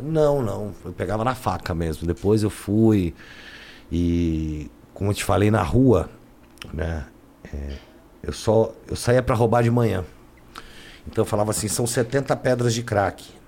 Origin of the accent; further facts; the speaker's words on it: São Paulo, Brazil; eu vim para São Paulo, eu vim com sete anos mais ou menos morar em São Paulo.